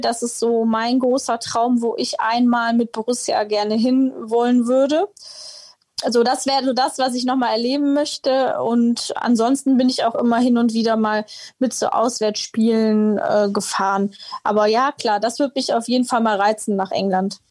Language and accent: German; Heinsberg, North Rhine-Westphalia, Germany; Ich bin jetzt tatsächlich nicht gebürtige Mönchengladbacherin, sondern Heinsbergerin